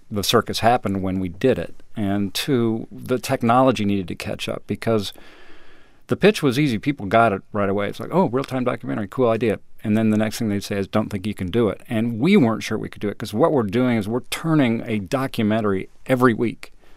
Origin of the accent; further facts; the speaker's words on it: Colorado, United States; moved away as an adult; also born or lived in Austin, Texas; I grew up in Colorado